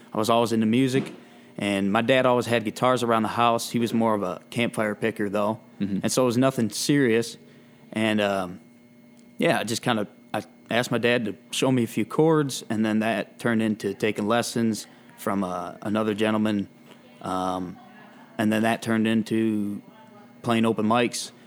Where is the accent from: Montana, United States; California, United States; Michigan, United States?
Michigan, United States; playing around Michigan